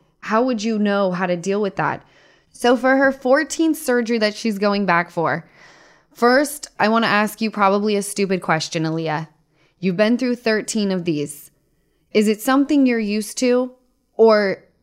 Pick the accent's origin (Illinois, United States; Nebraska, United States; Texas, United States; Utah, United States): Utah, United States; I'm from Utah